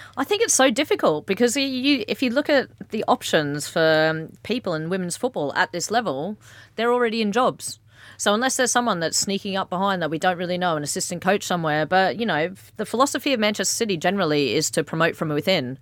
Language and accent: English; Australia; I'm Australian